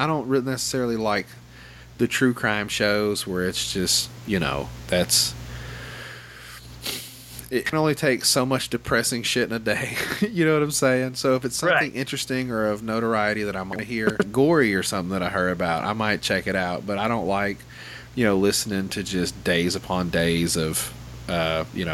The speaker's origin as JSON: {"language": "English", "region": "Arkansas", "country": "United States", "said": "I'm from Arkansas"}